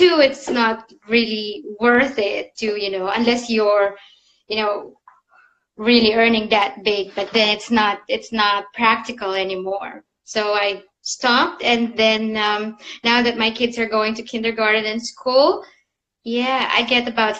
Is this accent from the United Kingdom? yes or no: no; Philippines; now in Zurich, Switzerland; I'm originally from the Philippines, but I moved quite a lot around the globe, and now I found my second home in Zurich in Switzerland. So I've been living here now for 10 years.